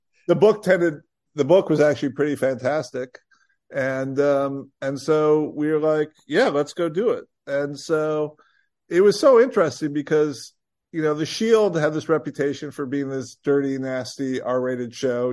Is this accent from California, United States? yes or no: no; Rockford, Illinois, United States; moved away as an adult; also born or lived in Vermont; I grew up in Rockford, Illinois